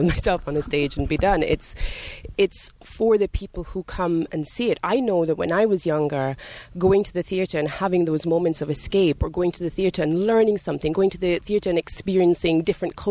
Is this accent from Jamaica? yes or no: yes; Jamaica; also born or lived in Scotland / London; now in United States; I grew up in Jamaica.